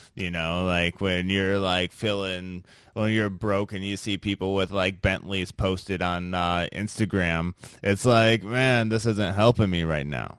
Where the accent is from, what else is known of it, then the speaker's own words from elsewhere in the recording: Midwest, United States; I'm from the Midwest